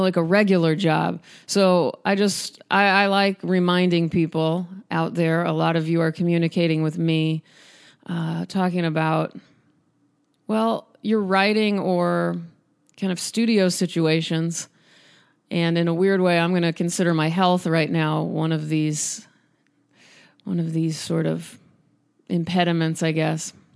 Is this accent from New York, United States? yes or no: no; Omaha, Nebraska, United States; which is near Omaha, which is my hometown.